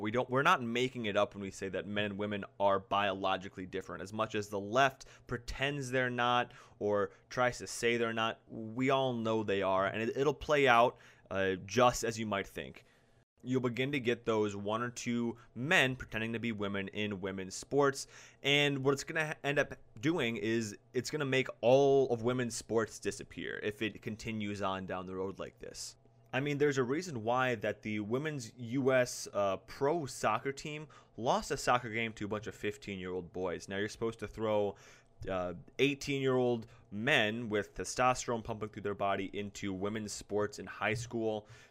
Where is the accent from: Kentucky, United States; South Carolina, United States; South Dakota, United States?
South Dakota, United States; So I'm from South Dakota